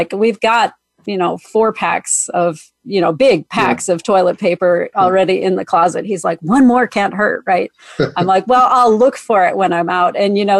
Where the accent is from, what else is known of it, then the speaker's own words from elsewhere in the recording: Minnesota, United States; my upbringing in Minnesota